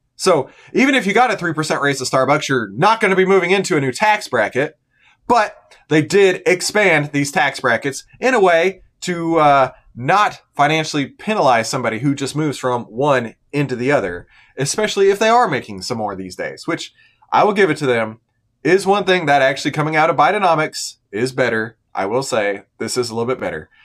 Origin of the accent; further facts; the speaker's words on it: United States; we, as the American citizens